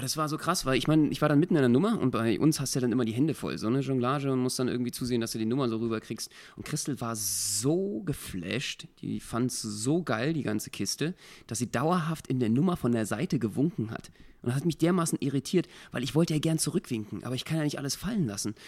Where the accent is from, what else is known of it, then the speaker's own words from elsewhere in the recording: Berlin, Germany; als Berliner